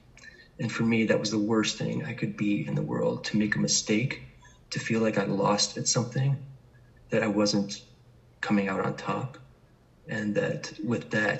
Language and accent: English; New York City, New York, United States; I was born in New York City in Manhattan